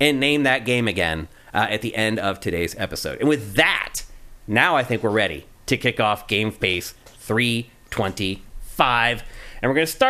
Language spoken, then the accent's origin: English; Philadelphia, Pennsylvania, United States; I'm from Philly